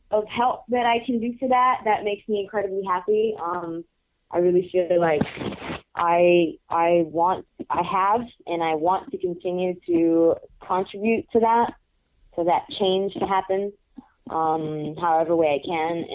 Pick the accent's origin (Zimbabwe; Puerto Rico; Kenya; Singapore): Puerto Rico; now in United States; when I came from Puerto Rico, I started uh, in Chicago, the Chicago area